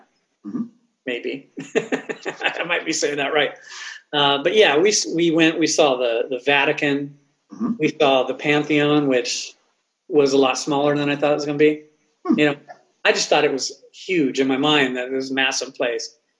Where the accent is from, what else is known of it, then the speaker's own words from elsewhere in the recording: Oxnard, California, United States; I grew up in Oxnard, California